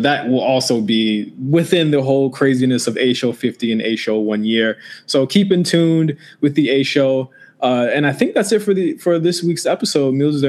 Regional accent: Virginia, United States; moved away; I'm from Virginia also, so I have family out there.

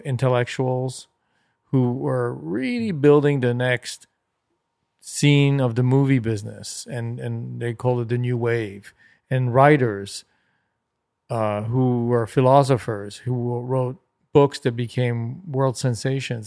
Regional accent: Paris, Île-de-France, France; moved away; also born or lived in Los Angeles / Germany; Growing up in Paris in the late sixties and seventies was unbelievable.

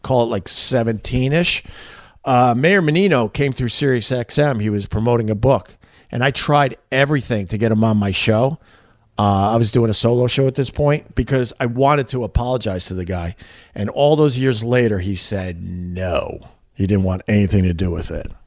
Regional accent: Long Island, New York, United States; moved away as an adult; now in New York City, United States; I'm from Long Island originally, but I live in New York City since 9/11

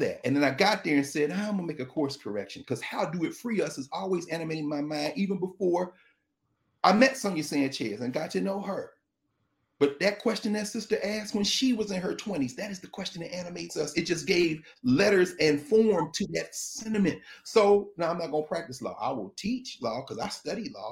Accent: the South, United States; I'm from the South. I am an African person raised by Africans from the South

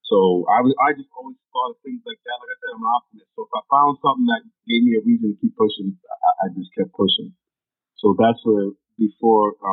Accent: New York, United States; I think that's one thing about growing up in New York that taught me

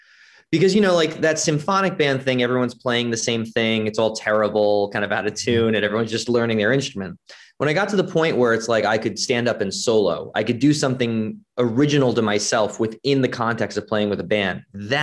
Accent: Long Island, New York, United States; I'm from Long Island

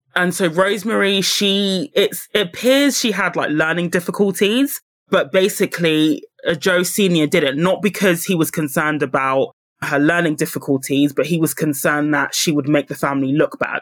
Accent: United Kingdom; I say this as a Brit

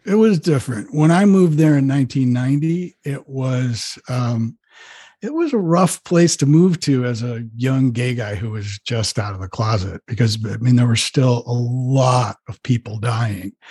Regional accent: Rhode Island, United States; moved away; I grew up in Rhode Island in suburbia

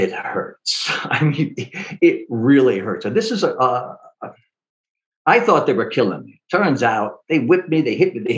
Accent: New York, United States; I'm a New Yorker

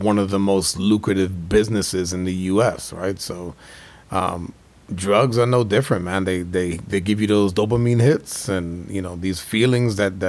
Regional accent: New York, United States; I growing up in New York in the 80s was like that crack epidemic.

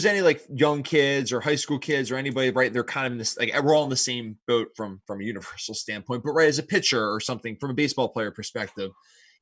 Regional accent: Philadelphia, Pennsylvania, United States; we're from Philadelphia

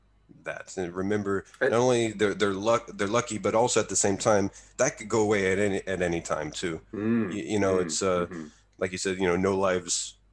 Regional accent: Texas, United States; now in Utsunomiya, Japan; my state of Texas.

